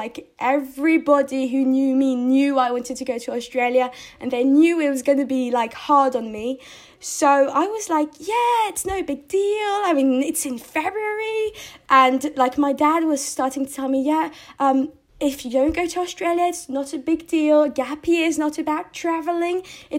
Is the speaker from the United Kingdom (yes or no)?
yes; United Kingdom; So I was really happy because, they're British people. And I'm British, so I felt like good.